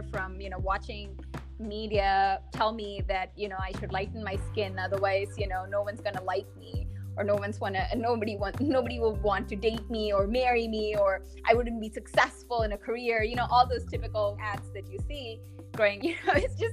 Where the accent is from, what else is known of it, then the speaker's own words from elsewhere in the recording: India; moved away; growing up in India, I experienced colorism